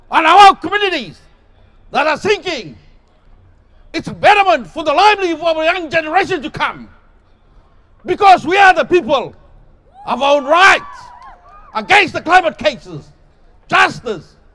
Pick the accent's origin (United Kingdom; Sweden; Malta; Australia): Australia; Torres Strait, Queensland; I'm from the Torres Strait, located in the northern part of Australia.